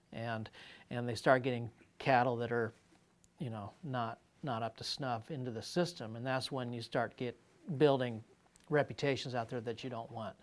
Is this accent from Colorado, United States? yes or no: yes; Colorado, United States; I grew up in Colorado